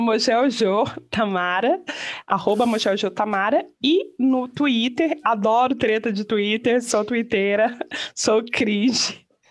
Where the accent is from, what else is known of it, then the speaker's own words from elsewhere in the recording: Brazil; moved away; no Brasil, de onde eu venho